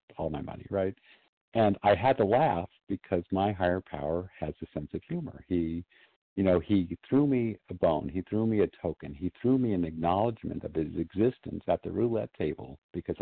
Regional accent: Southern California, United States; I was one of maybe two or three Jewish kids in my class in Southern California

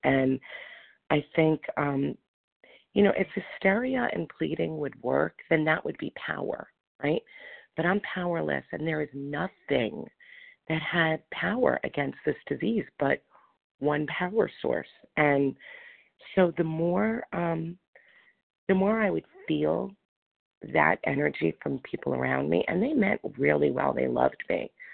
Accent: New York, United States; now in Florida, United States; I'm from New York, but I'm in Florida

